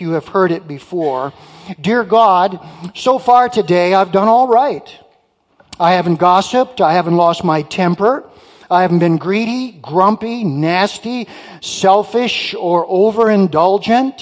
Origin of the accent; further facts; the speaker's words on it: Muskegon, Michigan, United States; also born or lived in Detroit, Michigan; now in Marquette, United States; I was born in Detroit. My folks moved from the UP to Detroit, where my sisters and I were born. I was raised in Muskegon